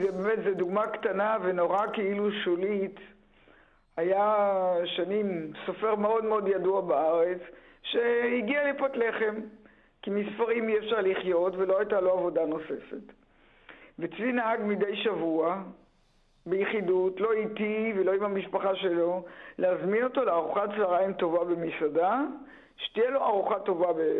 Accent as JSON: {"language": "Hebrew", "town": "Ein HaHoresh", "region": "Central District", "country": "Israel", "tie": "born or raised there", "moved": "yes", "lives_now": "Tel Aviv, Israel", "said": "אני נולדתי בקיבוץ עין החורש"}